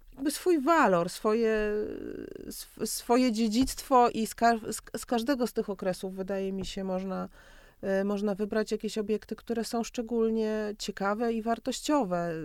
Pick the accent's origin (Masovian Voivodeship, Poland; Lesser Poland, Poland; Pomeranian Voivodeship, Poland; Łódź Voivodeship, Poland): Masovian Voivodeship, Poland; Warsaw; jako warszawianka